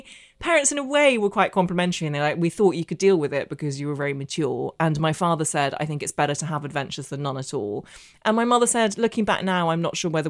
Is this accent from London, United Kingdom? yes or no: no; Belfast, Northern Ireland, United Kingdom; so I grew up in Northern Ireland. I know I don't have the accent, but I did. And my secondary school in Belfast was the only school in the entire province that taught Russian.